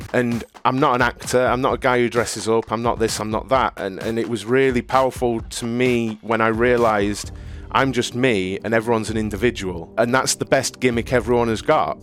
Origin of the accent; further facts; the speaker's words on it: Cleethorpes, East Midlands, United Kingdom; I grew up in Cleethorpes in Lincolnshire in the U K.